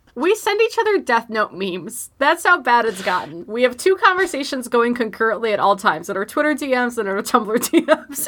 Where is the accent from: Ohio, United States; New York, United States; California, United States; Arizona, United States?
New York, United States; Buffalo; here in my hometown of Buffalo, New York